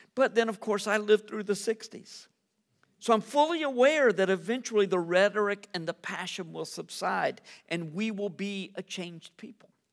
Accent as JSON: {"language": "English", "country": "United States", "said": "As an American"}